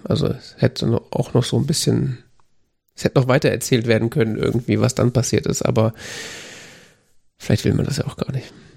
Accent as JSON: {"language": "German", "country": "Germany", "said": "als Deutscher"}